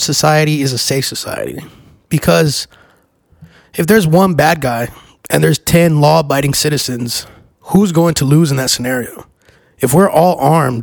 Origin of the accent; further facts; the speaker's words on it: Texas, United States; my home state. And I am a very proud Texan